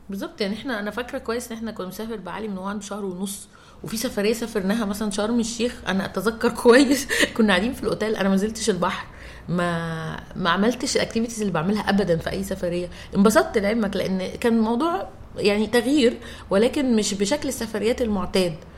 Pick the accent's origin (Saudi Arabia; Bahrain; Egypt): Egypt; عندنا في مصر كوميونيتيز كتير قوي